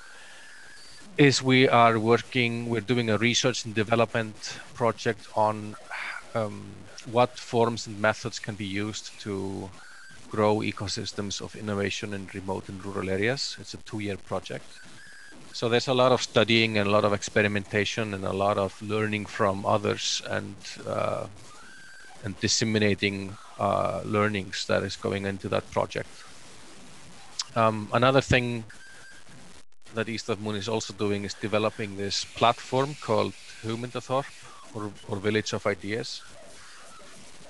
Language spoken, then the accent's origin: English; Iceland; I'm from Iceland originally.